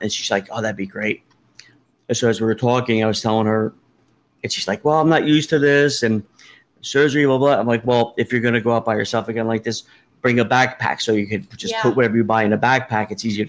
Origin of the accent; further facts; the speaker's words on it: New Jersey, United States; I'm from Jersey. Northerner.